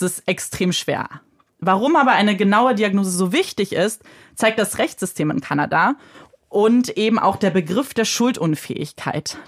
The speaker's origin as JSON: {"language": "German", "country": "Germany", "said": "bei uns in Deutschland"}